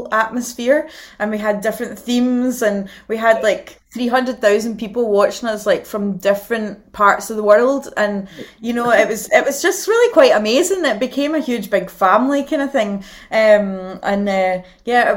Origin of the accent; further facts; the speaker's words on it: Gourock, Scotland, United Kingdom; We're from a place called Gourock near Glasgow